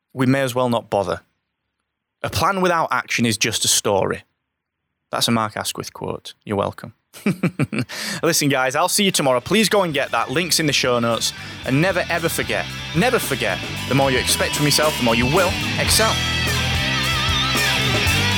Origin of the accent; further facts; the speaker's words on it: Barnsley, Yorkshire and the Humber, United Kingdom; I'm from Barnsley